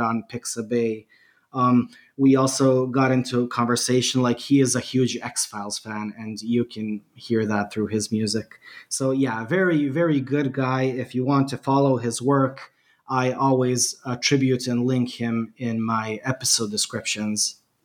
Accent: Bosnia & Herzegovina; English is a second language; I'm from Bosnia and Herzegovina.

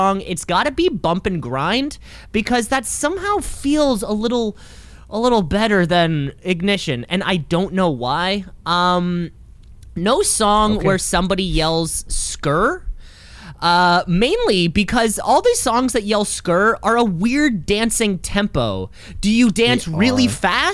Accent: Canada; I'm Canadian

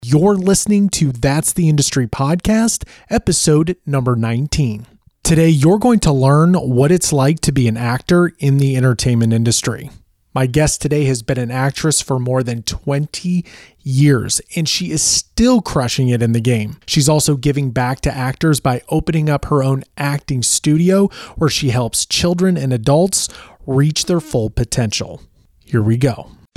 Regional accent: Naperville, Illinois, United States; moved away; also born or lived in Los Angeles; I'm originally from Naperville

